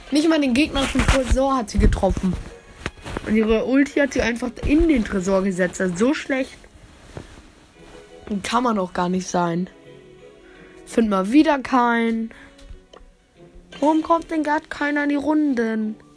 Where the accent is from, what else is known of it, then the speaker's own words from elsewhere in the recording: Germany; Also ich komme ja aus Deutschland.